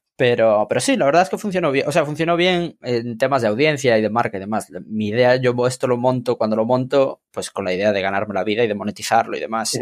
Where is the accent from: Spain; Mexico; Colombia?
Spain; Santiago de Compostela, Galicia; moved away as an adult; now in Madrid, Spain; yo estudié o sea, yo estudié, bueno, me crié en Santiago de Compostela